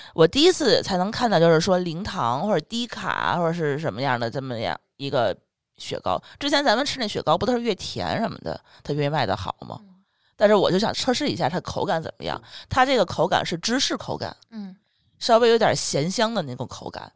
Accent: Tianjin, China; 我们天津人从小不一定是喝海河水长大的

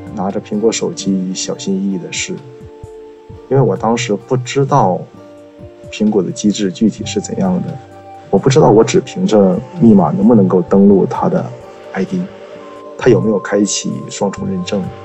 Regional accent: Changchun, Jilin, China; 我来自吉林长春，今年三十岁了

